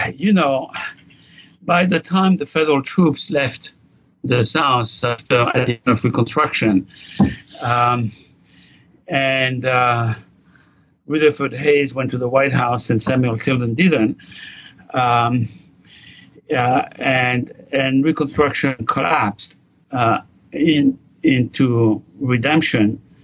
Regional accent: France; moved away as an adult; now in United States; grew up in France

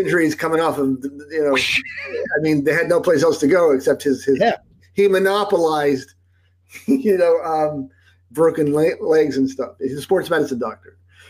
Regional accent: Salt Lake City, Utah, United States; moved away; also born or lived in New Jersey; I was born in New Jersey. And then when we were seven, my father's a doctor, and, he had visited Salt Lake. He liked the skiing, and some stuff was going on in New York and New Jersey that I'm not going to get into. But so we moved to Utah

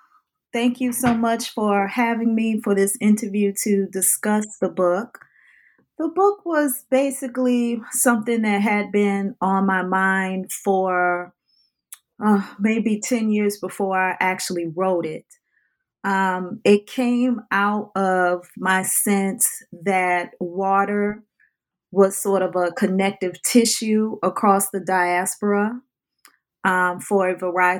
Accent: New Orleans, Louisiana, United States; water is part of my DNA in terms of how I lived a life growing up in the New Orleans area

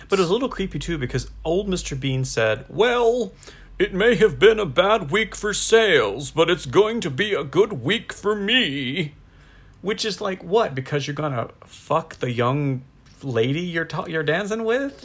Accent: United States; I'm American

